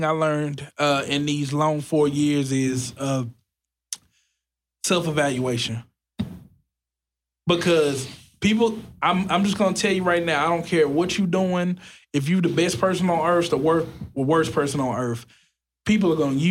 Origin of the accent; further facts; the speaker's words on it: Pleasant Grove, United States; I'm from Pleasant Grove too